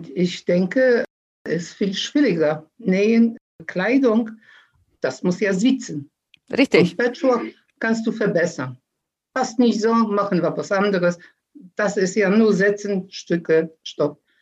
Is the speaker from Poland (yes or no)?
yes; Poland; now in Germany; in Polen noch